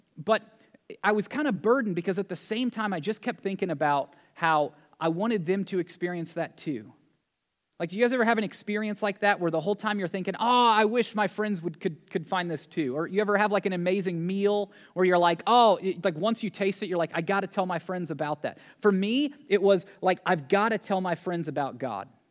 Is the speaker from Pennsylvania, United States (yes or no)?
no; Tennessee, United States; growing up in Tennessee